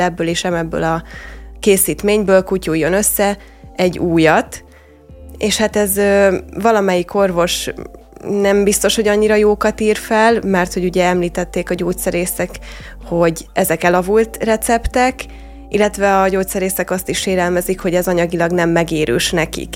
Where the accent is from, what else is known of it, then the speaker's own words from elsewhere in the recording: Hungary; mint magyar ember